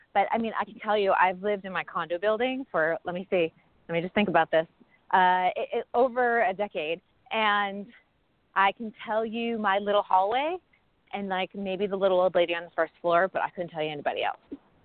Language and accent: English; Northeast, United States; moved away as an adult; also born or lived in New York City, United States; now in Los Angeles, United States; I grew up in the Northeast